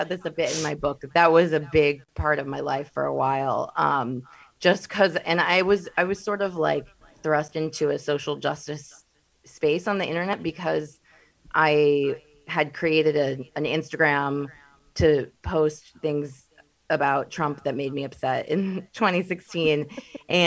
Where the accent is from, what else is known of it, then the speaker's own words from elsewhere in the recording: Midwest, United States; I'm from the Midwest